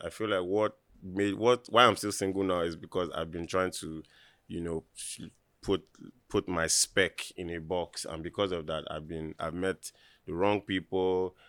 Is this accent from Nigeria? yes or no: yes; Lagos, Nigeria; I, being from Nigeria